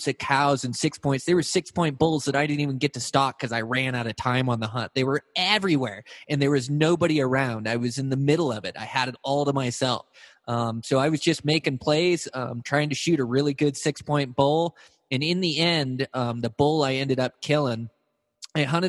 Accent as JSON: {"language": "English", "region": "Montana", "country": "United States", "tie": "born or raised there", "said": "my home state of Montana"}